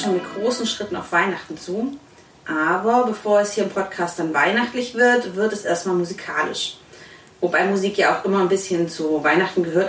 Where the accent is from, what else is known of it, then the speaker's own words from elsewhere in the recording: Swabia, Germany; now in Cologne, Germany; ich komme ursprünglich aus Schwaben